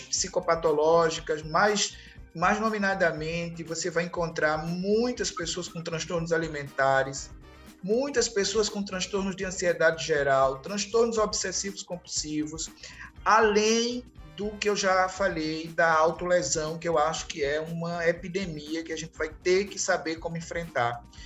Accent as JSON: {"language": "Portuguese", "town": "Recife", "region": "Pernambuco", "country": "Brazil", "said": "Em Recife, mais precisamente, eu sou do Recife"}